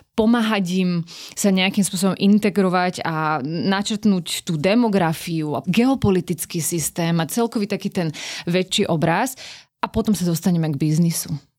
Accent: Slovakia; moved away as an adult; now in Pakistan

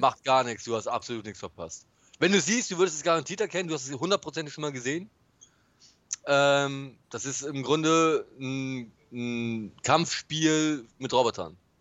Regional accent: Bremen, Germany; ich bin halt Bremer

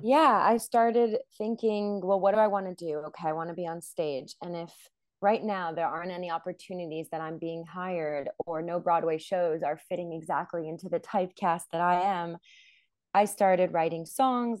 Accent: Montreal, Quebec, Canada; moved away as an adult; also born or lived in New York City; now in Israel; I was born in Montreal

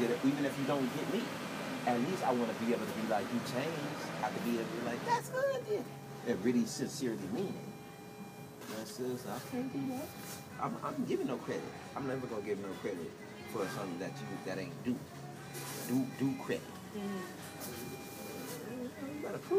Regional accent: California, United States; I'm from California

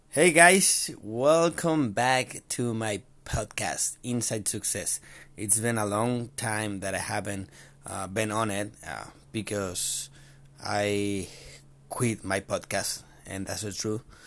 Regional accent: Chile; I'm from Chile

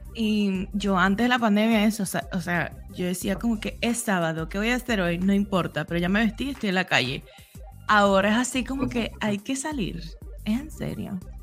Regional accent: Venezuela; now in Argentina; somos venezolanos todos

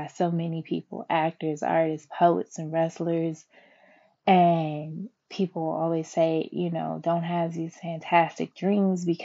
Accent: Philadelphia, Pennsylvania, United States; I am from Philadelphia, though, born and raised

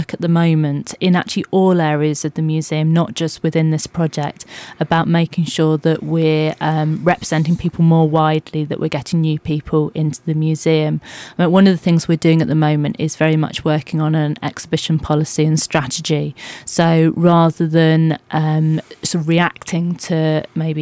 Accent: Dunstable, East of England, United Kingdom; moved away as an adult; also born or lived in Reading / Birmingham; now in West Midlands, United Kingdom; I'm not a Midlander originally. I've been living in the area for about 2 years, but before that I came from Bedfordshire.

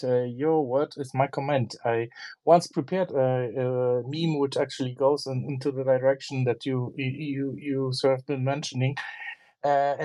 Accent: Poland; I'm actually from Poland

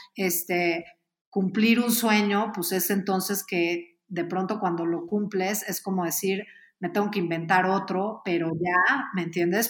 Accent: Mexico; somos mexicanos

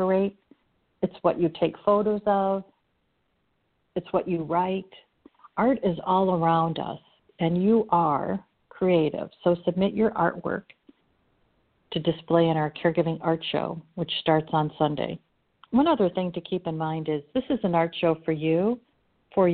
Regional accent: Chicago, Illinois, United States; I'm from Chicago and I'm Irish

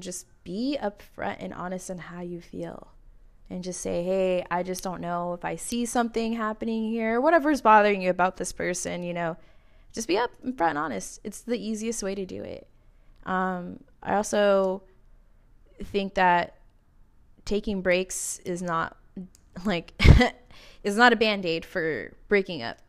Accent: California, United States; now in Arizona, United States; I'm from California originally

